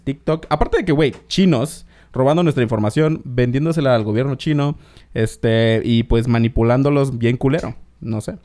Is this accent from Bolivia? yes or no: no; Isthmus of Tehuantepec, Oaxaca, Mexico; moved away; yo soy de Oaxaca, vengo del Istmo de Tehuantepec